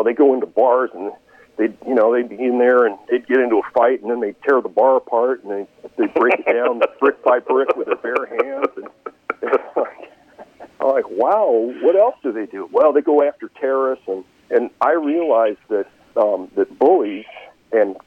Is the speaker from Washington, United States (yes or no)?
yes; Seattle, Washington, United States; I was just kind of an average kid growing up in Seattle.